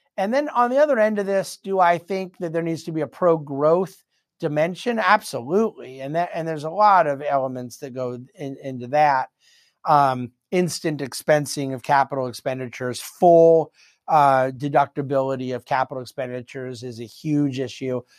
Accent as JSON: {"language": "English", "country": "United States", "said": "being an American"}